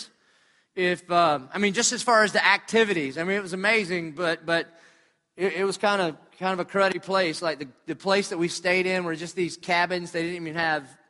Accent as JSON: {"language": "English", "town": "Dillon", "region": "South Carolina", "country": "United States", "tie": "born or raised there", "said": "I was raised in Dillon, South Carolina"}